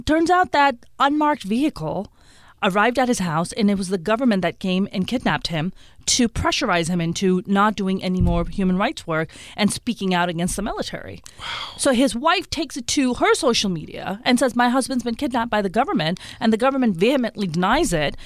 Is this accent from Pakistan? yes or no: yes; Karachi, Sindh, Pakistan; now in United States; I was born and raised in Karachi in Pakistan